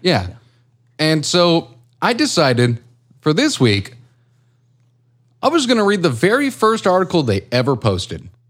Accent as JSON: {"language": "English", "country": "United States", "said": "I'm American"}